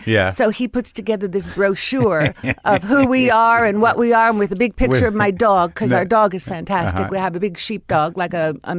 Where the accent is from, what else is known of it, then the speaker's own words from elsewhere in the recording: Miami, Florida, United States; Well, I grew up in Miami, Florida.